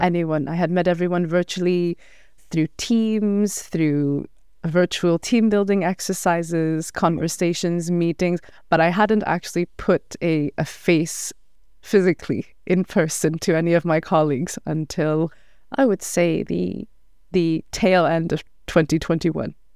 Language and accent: English; Montreal, Quebec, Canada; now in Ottawa, Canada; I'm from Montreal